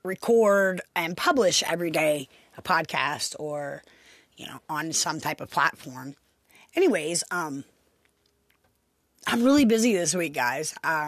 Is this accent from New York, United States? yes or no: no; Pennsylvania, United States; You know, I come from Pennsylvania, actually. I had worked mostly in Maryland and been around the same people for the last 15, 20 years